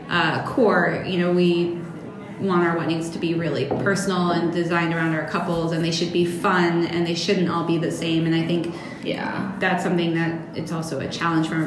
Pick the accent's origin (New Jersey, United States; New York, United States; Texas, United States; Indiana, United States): New York, United States; now in Boston, United States; New York. Okay. Like yeah. an hour north of the city.